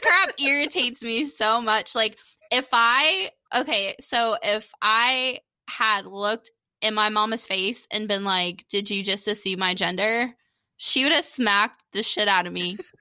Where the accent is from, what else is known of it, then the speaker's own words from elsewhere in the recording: Daytona Beach, Florida, United States; my dad's a cracker, so he's from Daytona as well. We were born in the same hospital, Halifax in Daytona